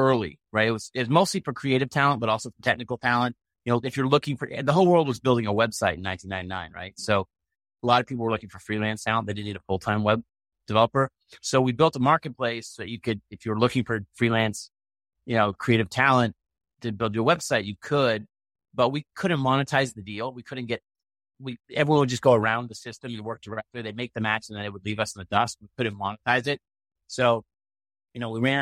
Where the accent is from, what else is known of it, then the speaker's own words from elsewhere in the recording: Maine, United States; we had 29 boat builders on the island I grew up with in Maine